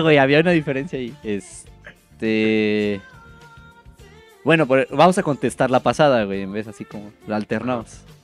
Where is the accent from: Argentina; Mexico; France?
Mexico; northern Mexico; Soy bien norteño